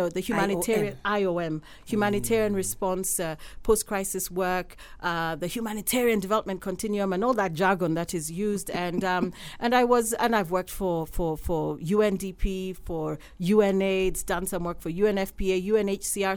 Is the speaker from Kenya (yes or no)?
yes; Nairobi, Kenya; also born or lived in Gilgil, Kenya; I was born in Gilgil